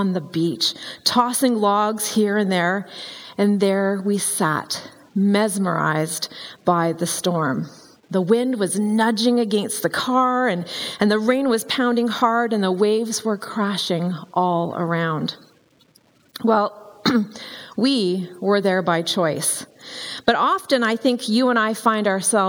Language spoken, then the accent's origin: English; Vancouver Island, British Columbia, Canada; I grew up on Vancouver Island